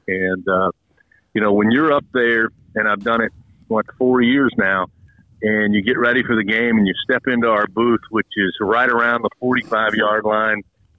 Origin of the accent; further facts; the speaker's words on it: Kentucky, United States; moved away; my home state of Kentucky